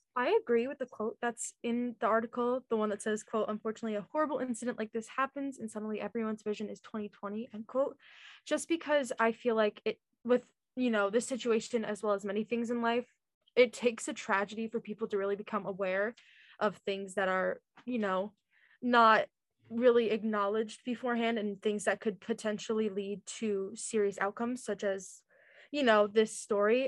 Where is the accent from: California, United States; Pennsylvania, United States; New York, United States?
New York, United States; Oneonta; i'm from oneonta new york it's like upstate